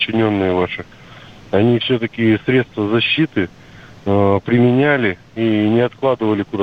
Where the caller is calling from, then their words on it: Krasnoyarsk, Krasnoyarsk Krai, Russia; Э, здравствуйте, да, звоню